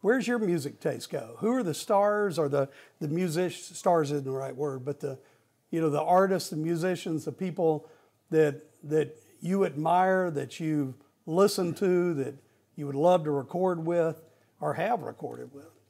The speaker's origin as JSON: {"language": "English", "region": "Arkansas", "country": "United States", "tie": "born or raised there", "moved": "as an adult", "lives_now": "North Carolina, United States", "said": "Arkansas is, is a big, my home state"}